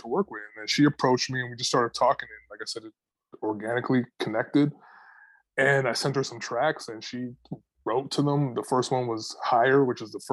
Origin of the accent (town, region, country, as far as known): Toronto, Ontario, Canada; born or raised there